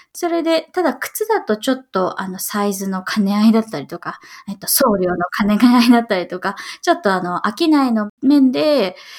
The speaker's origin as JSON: {"language": "Japanese", "town": "Yokosuka", "region": "Kanagawa", "country": "Japan", "tie": "born or raised there", "also_born_or_lived": "New York, United States", "moved": "as an adult", "lives_now": "Seattle, United States", "said": "横須賀で、地元が横須賀です。"}